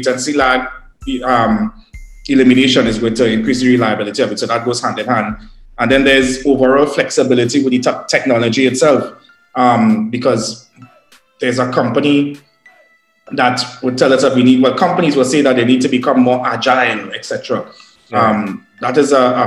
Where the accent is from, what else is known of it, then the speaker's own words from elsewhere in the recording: Trinidad & Tobago; as a Trinidadian